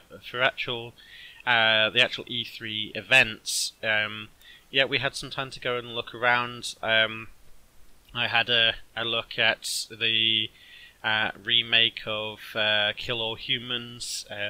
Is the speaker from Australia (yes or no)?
yes; Australia; I'm Australian.